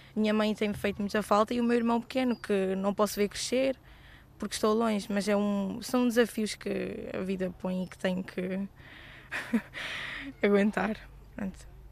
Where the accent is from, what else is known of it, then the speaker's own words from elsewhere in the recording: Beira, Sofala, Mozambique; moved away as an adult; now in Porto, Portugal; Foi o país onde cresci, a cidade onde cresci